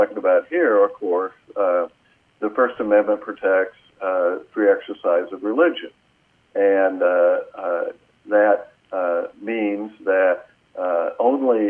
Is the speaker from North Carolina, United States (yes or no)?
no; Terre Haute, Indiana, United States; My law firm's in Terre Haute, Indiana, which is my hometown